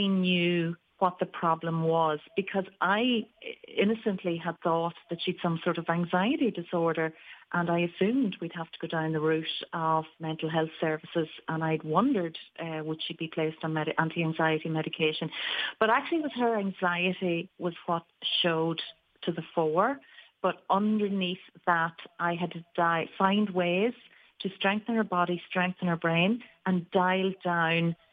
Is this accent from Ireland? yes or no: yes; Ireland; moved away as an adult; also born or lived in New York; I moved back from New York. I was an adult therapist all through the years, and actually cancer care was my speciality. And I came back to Ireland